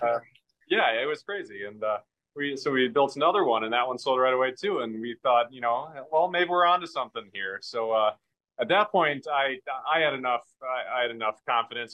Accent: Merrill, Wisconsin, United States; I grew up actually in Merrill. I currently live in Merrill

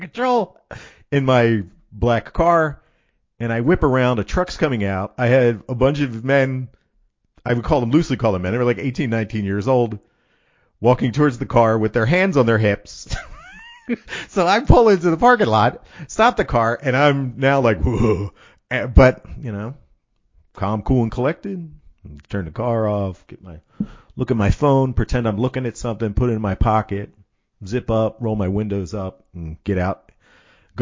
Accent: Philadelphia, Pennsylvania, United States; I'm from Philadelphia. I've grown up in Philadelphia

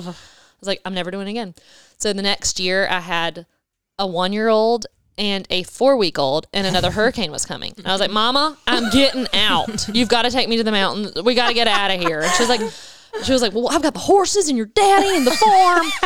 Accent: Wilmington, North Carolina, United States; also born or lived in Dominican Republic; I was born and raised in Wilmington

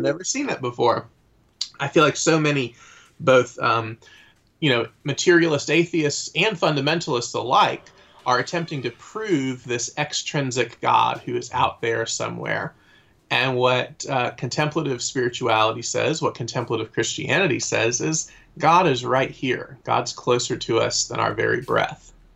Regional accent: Atlanta, Georgia, United States; now in Raleigh, United States; am from the Atlanta area originally

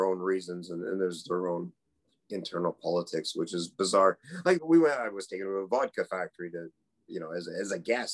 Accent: Canada; moved away as an adult; I was the Canadian

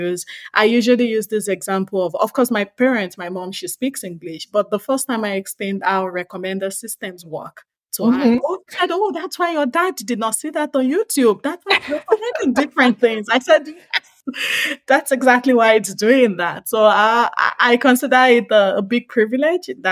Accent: Nigeria; I'm Nigerian, and I speak an interesting language called Yoruba

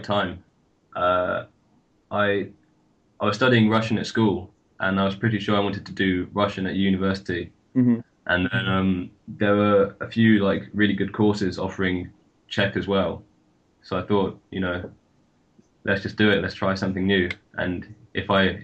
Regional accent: London, United Kingdom; moved away as an adult; now in Bristol, United Kingdom; So I'm from London and I study in Bristol.

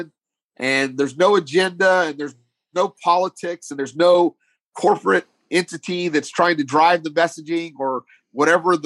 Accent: Texas, United States; I'm a Texan

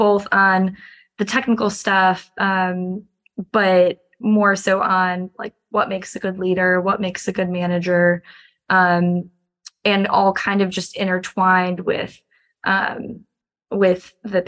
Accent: Chicago, Illinois, United States; moved away as an adult; also born or lived in Miami / Washington, D.C.; I grew up in Chicago, but moved to Miami for undergrad

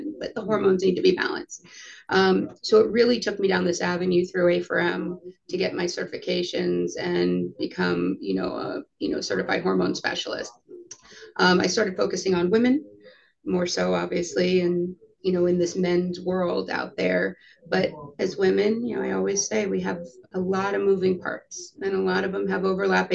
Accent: Coral Springs, Florida, United States; also born or lived in New York; I am born and raised, for the most part, South Florida. I was born in New York, moved here when I was 2. So graduated from high school in Coral Springs, Parkland, Florida

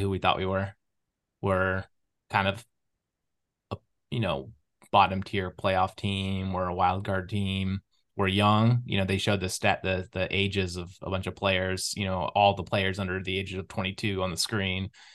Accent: Sequim, Washington, United States; moved away as an adult; now in East Coast, United States; I grew up on the Olympic Peninsula with the Olympic National Park as, like, the backdrop to my life

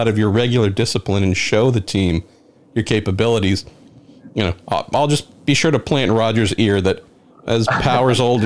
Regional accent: California, United States; my home state of California

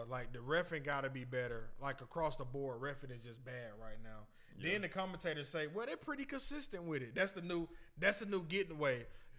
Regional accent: Athens, Georgia, United States; I'm from Athens.

